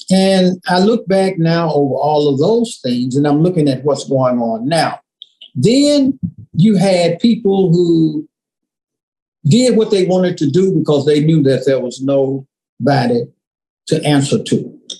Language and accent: English; Memphis, Tennessee, United States; Growing up in Memphis, I grew up on the on the bluff, literally. I grew up on the bluff of the Mississippi River, literally.